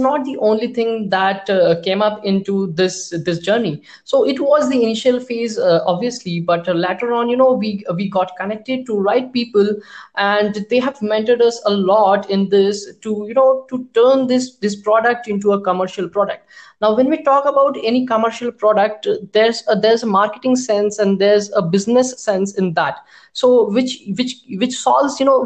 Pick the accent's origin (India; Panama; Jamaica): India; being an Indian developers and being an Indian company